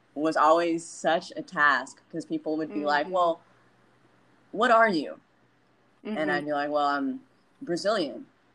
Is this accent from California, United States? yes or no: yes; Anaheim, California, United States; also born or lived in Buena Park / Huntington Beach; now in Long Beach, United States; I was born in Anaheim